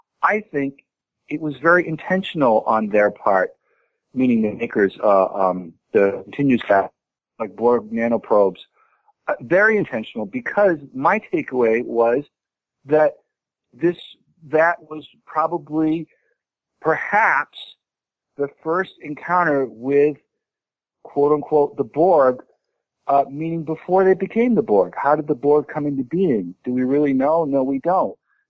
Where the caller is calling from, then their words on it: Boston, Massachusetts, United States; I'm calling from Jamaica Plain, Massachusetts.